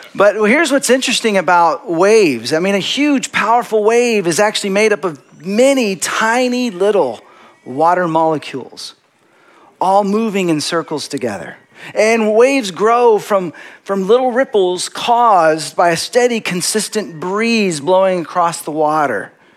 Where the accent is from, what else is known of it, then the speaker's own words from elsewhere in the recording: Dallas, Texas, United States; moved away as an adult; also born or lived in Seattle; now in Los Angeles, United States; I grew up in Texas